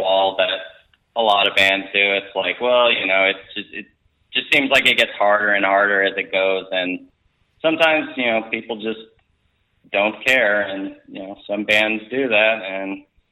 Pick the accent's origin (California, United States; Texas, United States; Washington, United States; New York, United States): Texas, United States; moved away; also born or lived in Colorado; I'm originally from Texas, but I was living in Colorado at that point